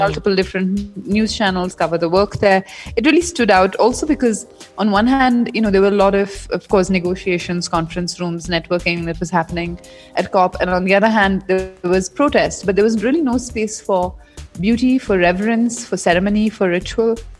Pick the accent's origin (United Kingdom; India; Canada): India; the youth in India, including myself